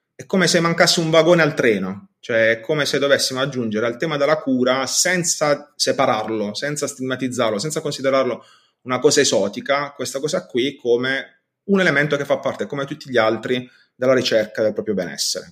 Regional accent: Bari, Apulia, Italy; sono di Bari

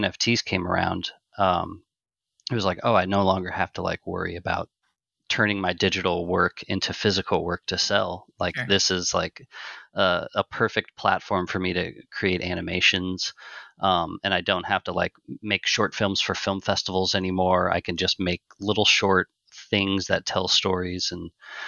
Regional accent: Omaha, Nebraska, United States; I'm originally from Omaha, Nebraska

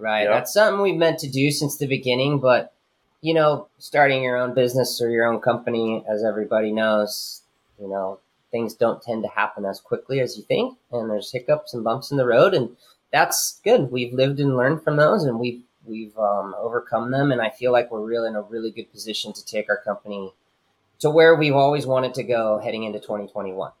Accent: Leucadia, California, United States; I'm born and raised in Leucadia.

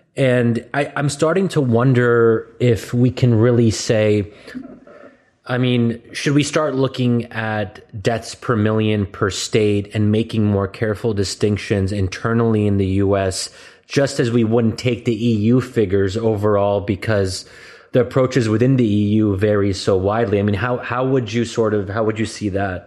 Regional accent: United States; as an American

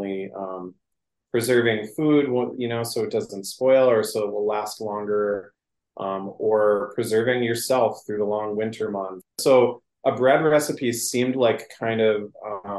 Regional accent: Northwest Wisconsin, United States; now in Duluth, United States; I'm from Northwest Wisconsin

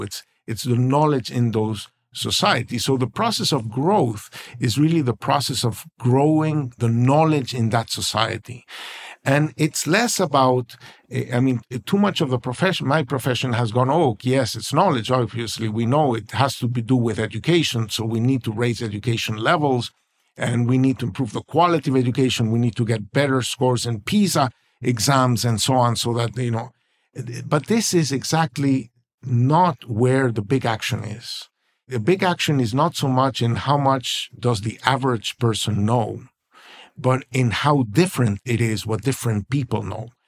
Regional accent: Venezuela; now in United States; I was born in Venezuela, and we all thought we were rich because we have oil

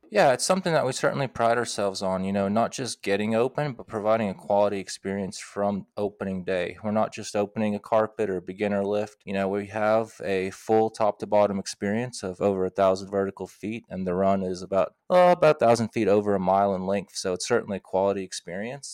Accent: Knoxville, Tennessee, United States; moved away as an adult; also born or lived in Moscow, Russia / Davis, California; now in Nevada, United States; I spent from fourth grade on, I grew up in, in Knoxville, Tennessee

